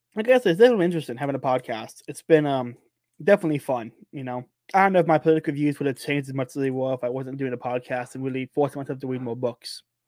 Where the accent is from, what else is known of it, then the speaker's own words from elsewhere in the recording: United States; Born and raised in Polk County, I've never, never lived anywhere else